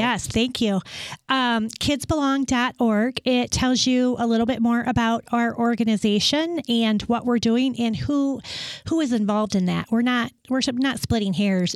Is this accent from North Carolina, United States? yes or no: no; West Michigan, United States; moved away as an adult; also born or lived in Pittsburgh / Dallas; I was born and raised in West Michigan.